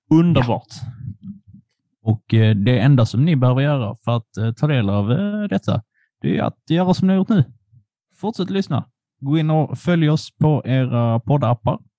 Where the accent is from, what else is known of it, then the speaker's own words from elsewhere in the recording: Poland; now in Sweden; jag är polack